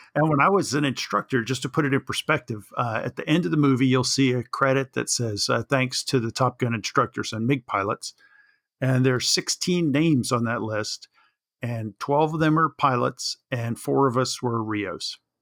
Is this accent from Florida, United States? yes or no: yes; Jacksonville, Florida, United States; I grew up in Jacksonville, Florida